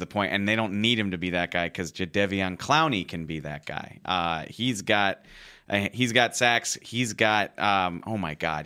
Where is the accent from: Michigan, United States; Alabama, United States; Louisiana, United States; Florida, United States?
Louisiana, United States; New Orleans; I'm from New Orleans